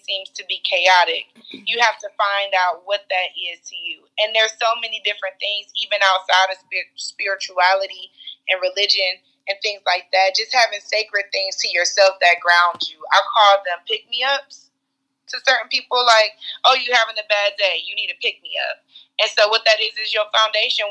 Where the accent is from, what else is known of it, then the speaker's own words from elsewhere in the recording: Cleveland, Ohio, United States; we grew up in Cleveland